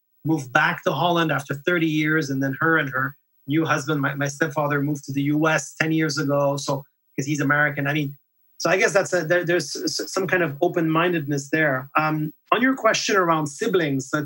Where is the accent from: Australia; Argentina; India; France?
France; first language French; English is a second language; also born or lived in Netherlands / Calgary, Canada / Vancouver, Canada; now in Montreal, Canada; while I was growing up in France, a country with a very strong identity